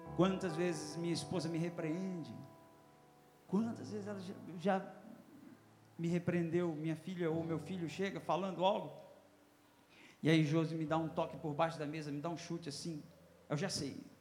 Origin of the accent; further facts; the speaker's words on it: Northeast Region, Brazil; now in Mato Grosso, Brazil; É, sou nordestino